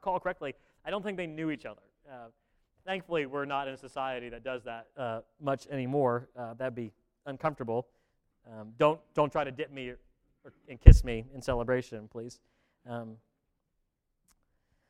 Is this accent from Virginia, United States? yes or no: yes; Virginia, United States; I'm an East Coast elitist and I come from Virginia